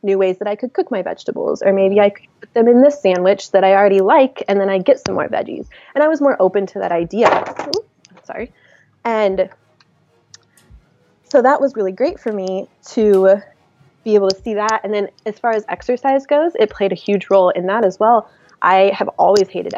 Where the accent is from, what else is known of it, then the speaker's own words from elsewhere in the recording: Missouri, United States; I grew up in Missouri, very conservative Midwest type of lifestyle.